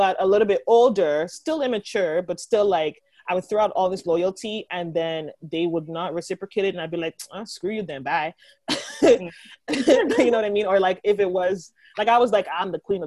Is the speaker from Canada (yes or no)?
no; Nigeria; being Nigerian